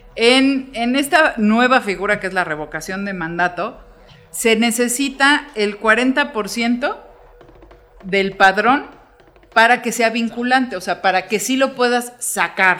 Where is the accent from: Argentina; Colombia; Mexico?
Mexico